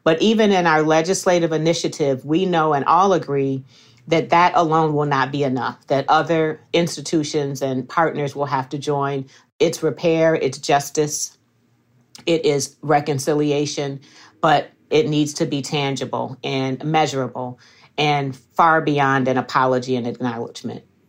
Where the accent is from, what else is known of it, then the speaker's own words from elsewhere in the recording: Evanston, Illinois, United States; I have been Born and raised in the Fifth Ward